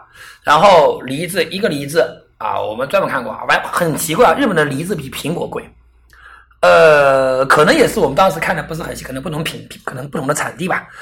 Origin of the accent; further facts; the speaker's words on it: China; 总之，我在想，我们中国人经常干的事情，切一半西瓜，拿着勺子